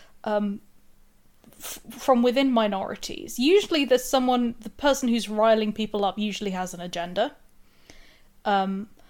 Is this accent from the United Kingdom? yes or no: yes; United Kingdom; now in Sussex, United Kingdom; I'm in Sussex. and I'm British